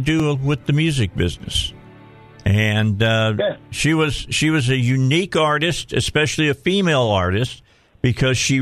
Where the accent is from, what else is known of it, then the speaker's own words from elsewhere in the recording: outside of Chicago, Illinois, United States; moved away as an adult; now in Arkansas, United States; I've almost been here in Arkansas as long as I grew up outside of Chicago